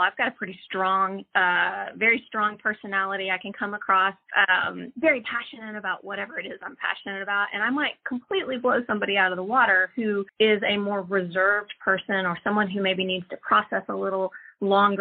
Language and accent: English; Austin, Texas, United States; I'm from Austin. I was actually born and raised here